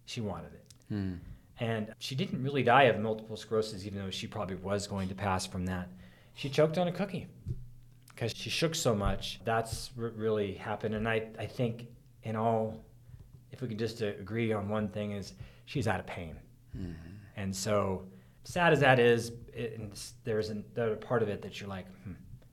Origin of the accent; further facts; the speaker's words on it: Oroville, California, United States; Lake Orville, I grew up in Orville, California, and Lake Orville